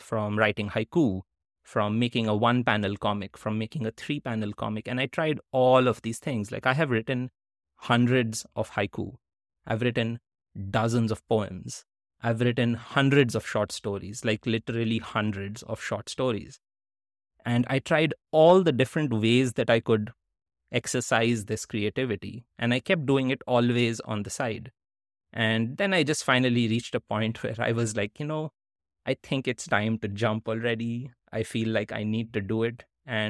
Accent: India; also born or lived in Netherlands; now in United States; I was living in the US and all my stories had been about growing up in India. All my writing had been when I lived in India, when I lived in the Netherlands, and I had just moved to the US

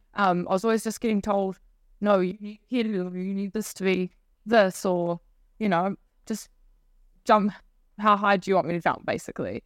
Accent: Whanganui, Manawatū-Whanganui, New Zealand; moved away as an adult; also born or lived in Wellington; So I grew up on a farm just north of there

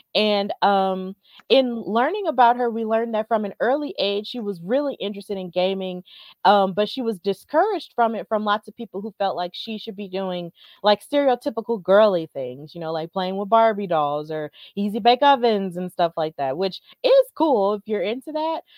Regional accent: Alabama, United States; I'm from Alabama

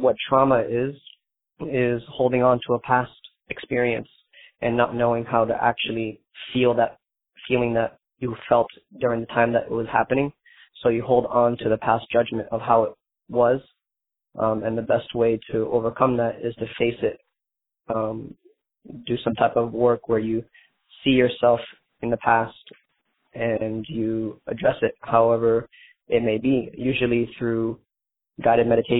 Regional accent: Hollywood, Florida, United States; I'm from Hollywood, Florida

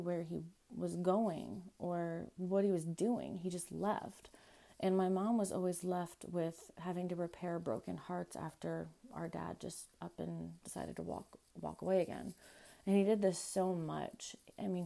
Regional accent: Ohio, United States; also born or lived in Florida; I moved to Ohio from Florida. I was 3 years old.

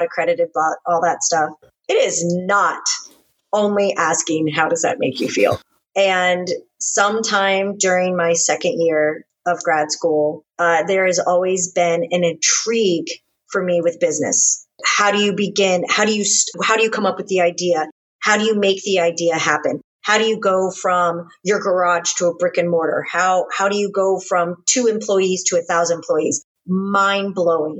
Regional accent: Space Coast, Florida, United States; moved away as an adult; also born or lived in Alabama / California; now in Texas, United States; I'm an only child raised in Florida. And very luckily, I was raised on the Space Coast.

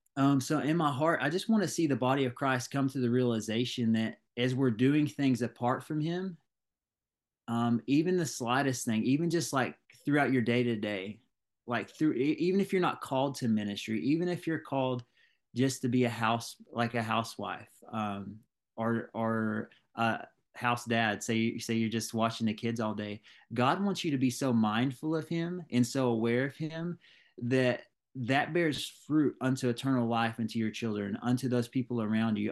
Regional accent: Ringgold, United States; I'm from Ring Gold, small town

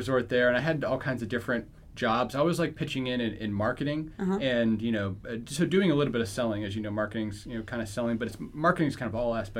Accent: Philadelphia, Pennsylvania, United States; in Philadelphia.

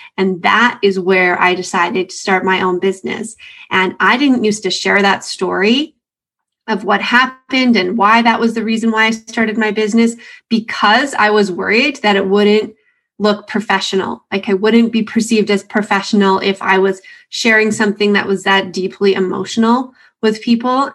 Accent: Canada; a Canadian

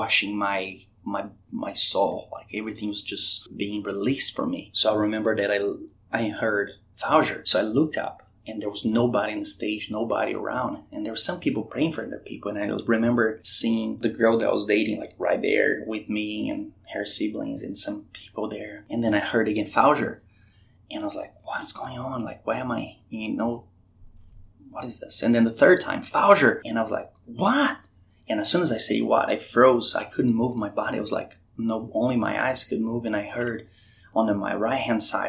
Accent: Brazil; moved away as an adult; also born or lived in Curitiba, Brazil / North Carolina / Richmond; now in Virginia Beach, United States; I was born in Brazil

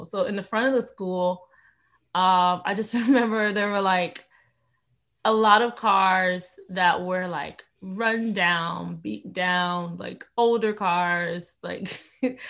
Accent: Miami, Florida, United States; I'm originally from Miami, Florida.

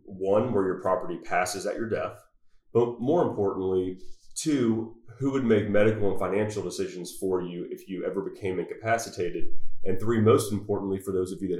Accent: Mississippi Gulf Coast, United States; moved away as an adult; also born or lived in Louisiana; now in Fort Worth, United States; I'm not from Texas, but I got here just as fast as I could from the Mississippi Gulf Coast originally.

